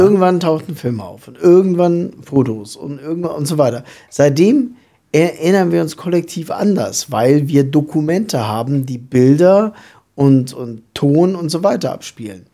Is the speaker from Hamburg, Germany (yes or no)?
no; southern Lower Saxony, Germany; ich komme aus dem Südniedersächsischen, was ja mal dem alten Königreich Hannover angehört und auch eigentlich dialektfrei ist